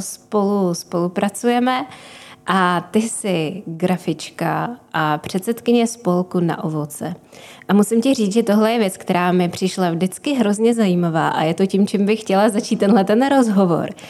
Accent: Prague, Czechia; jsem z Prahy

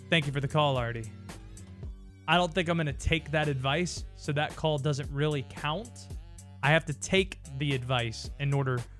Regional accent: the South, United States; my voice doesn't sound like it, but I grew up in the South, man.

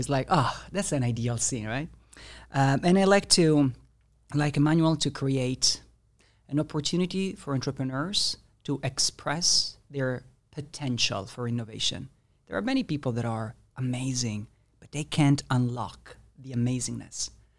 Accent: Italy; I'm from Italy.

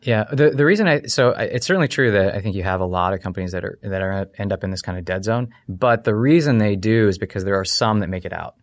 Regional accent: United States; also born or lived in Ohio / Kentucky; I grew up in Ohio, uh, in Kentucky

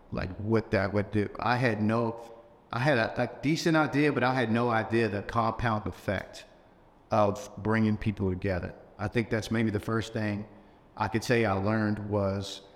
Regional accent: Louisville, Kentucky, United States; also born or lived in San Diego; My hometown is Louisville. It's where I grew up. I consider that home. But my birth city is San Diego.

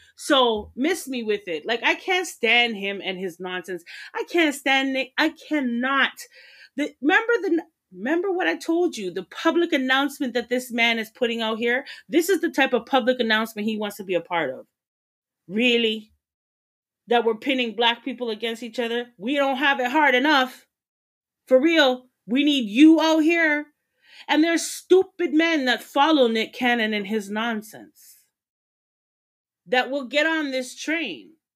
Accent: Jamaica; I'm Jamaican

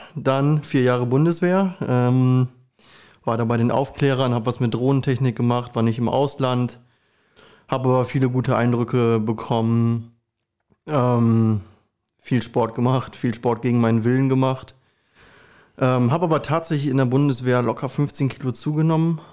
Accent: Recke, North Rhine-Westphalia, Germany; moved away as an adult; also born or lived in Ibbenbüren; now in Osnabrück, Germany; ich bin ge geboren in Üppenbüren, aufgewachsen in Recke und wohne seit mittlerweile, ich glaube, sechs oder sieben Jahren in Osnabrück

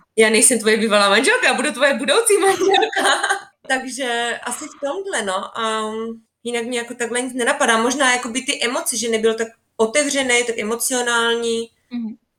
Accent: Czechia; moved away as an adult; now in Switzerland; z vesnice z Česka, odkud pocházím

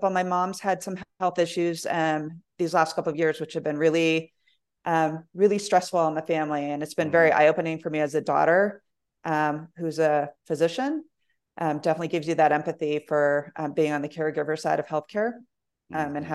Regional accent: Germany; born there; my dad was in the military, so I was actually born overseas.

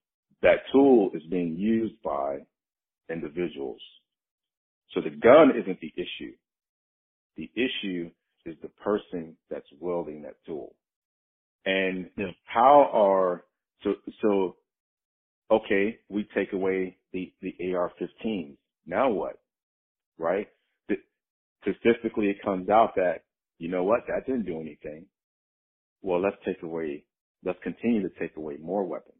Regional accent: Chicago, Illinois, United States; moved away as an adult; I was born and raised in Chicago, South Side, inner city.

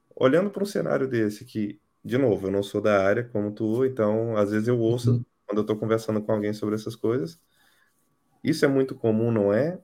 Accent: Brazil; moved away as an adult; now in Portugal; Eu saí do Brasil faz um, faz um tempo já

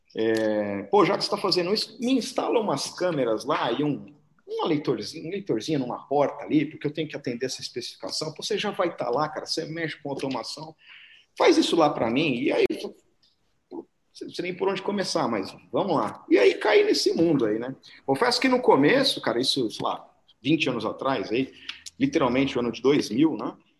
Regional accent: São Paulo, Brazil; Sou paulistano, é, cresci em Pirituba aqui, que não é uma outra cidade, tá, galera? Pirituba é um bairro de São Paulo aqui

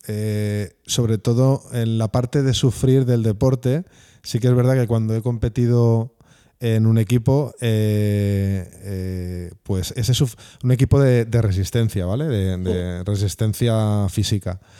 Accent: Spain; La mía es Australia. Pero porque como todo español quiere viajar a sus antípodas, pues ahí está las ah, Es el único país, el más lejos al que puedes ir, ¿no?

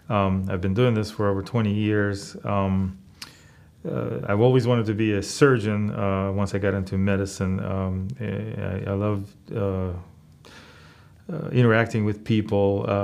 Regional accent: Russia; moved away as an adult; now in United States; Well, I immigrated to the United States when I was fairly young, at 18 years of age, and right after high school.

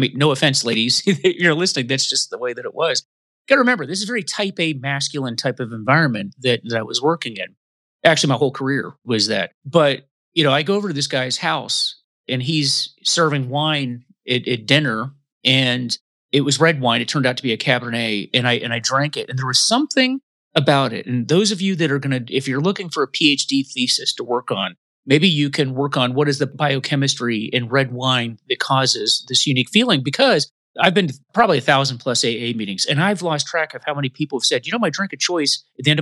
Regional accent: Tampa Bay area, Florida, United States; Where I grew up in the Tampa Bay area, like I mentioned, it was a retirement community.

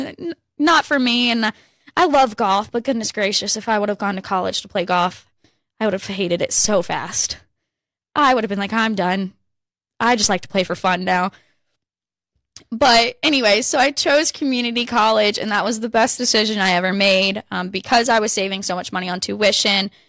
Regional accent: Virginia, United States; I grew up in Virginia

